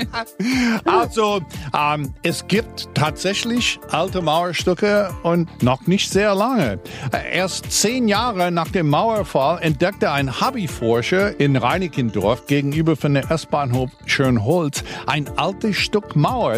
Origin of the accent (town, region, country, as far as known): United States; now in Berlin, Germany